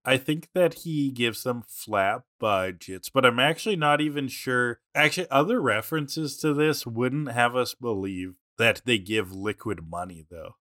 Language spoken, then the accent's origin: English; Canada; we're, we're Canadian